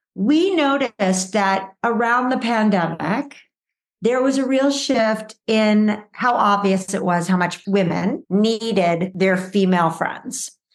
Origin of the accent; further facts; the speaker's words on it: Los Angeles, California, United States; I grew up in the Valley in Los Angeles, um, California. So I'm a true Valley girl